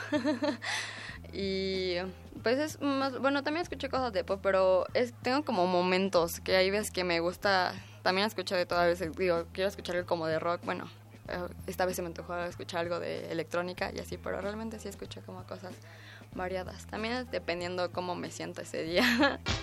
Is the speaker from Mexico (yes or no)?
yes; Mexico City, Mexico; Yo nací aquí en la Ciudad de México, 26 de agosto de 1998